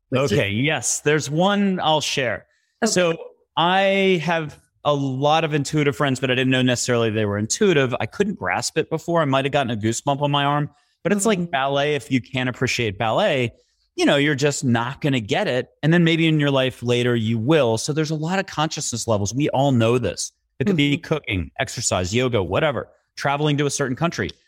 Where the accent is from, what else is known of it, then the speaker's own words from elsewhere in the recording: East Coast, United States; also born or lived in New York; I'm an East Coaster, born and raised